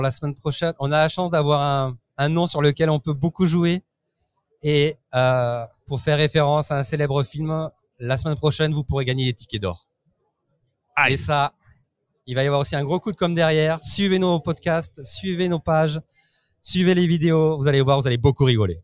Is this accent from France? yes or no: yes; France; moved away as an adult; now in Italy; je n'habite plus en France, j'ai quitté la France et je suis parti vivre en Italie